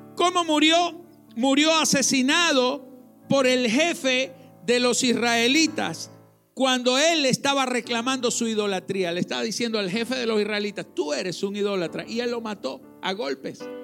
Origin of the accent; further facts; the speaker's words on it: Venezuela; Los que nacimos en Venezuela